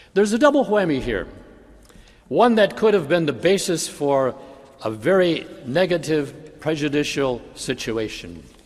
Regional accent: Bay City, Michigan, United States; When I was a teenager, growing up in Bay City

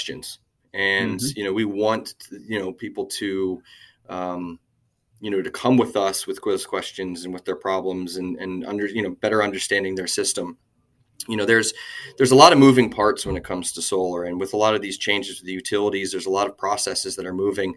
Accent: Lancaster, Pennsylvania, United States; moved away; I'm from Pennsylvania myself originally

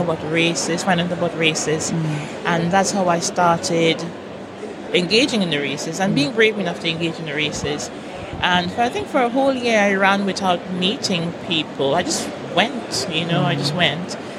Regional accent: Trinidad & Tobago; accent: Trinidad; moved away as an adult; now in United Kingdom; I'm from Trinidad.

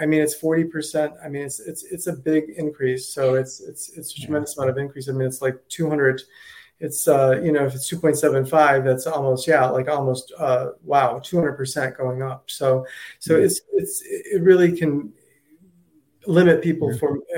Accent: Ohio, United States; now in Naples, United States; I'm originally from Ohio

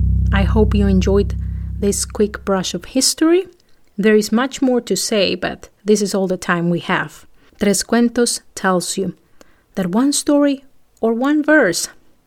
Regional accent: Colombia; my home country, Colombia

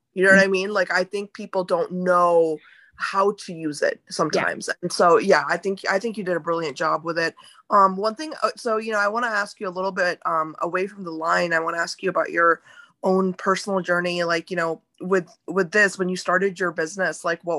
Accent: India; since I mentioned I am Indian

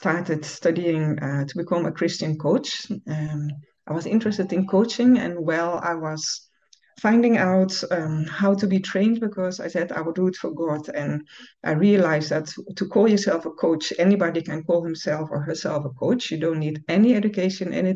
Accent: Netherlands; moved away as an adult; now in Ghana; I'm from the Netherlands. I've lived there almost all my life, but since, let's say, 7 years, I live in Ghana, West Africa.

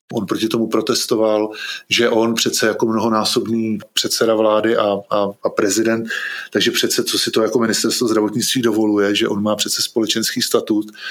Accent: Bohemia, Czechia; u nás v Čechách

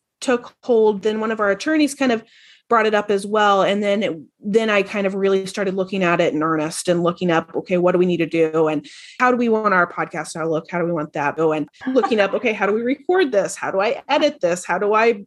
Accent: Indianapolis, Indiana, United States; moved away as an adult; now in Buffalo, United States; I'm originally from Indianapolis, went to school there

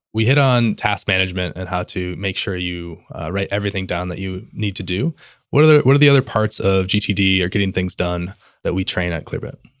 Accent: Midwest, United States; I'm Midwestern

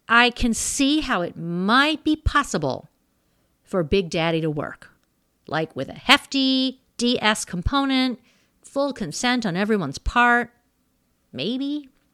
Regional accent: Missouri, United States; I was born in Missouri

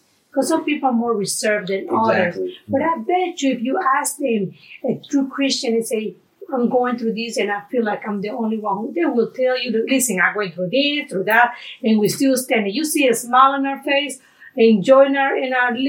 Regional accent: Panama; moved away; I'm from Panama

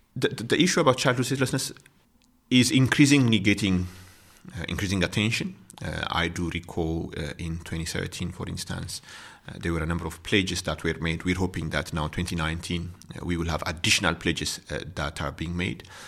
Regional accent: Ethiopia; moved away as an adult; now in South Africa; I'm from Ethiopia

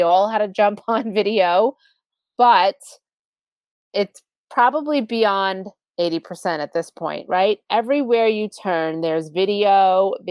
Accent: Long Island, New York, United States; accent: Long Island; my Long Island accent

